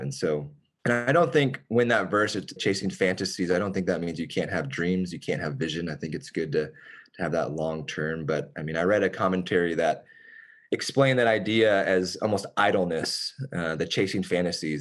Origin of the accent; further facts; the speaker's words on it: Richardson, Texas, United States; I have lived in Richardson since then, which is my hometown. It's where we were both from